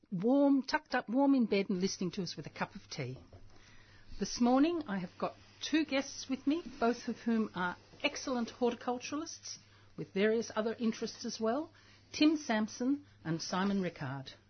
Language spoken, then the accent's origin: English; Victoria, Australia; Well, we all come a distance. I'm from the Yarra Valley.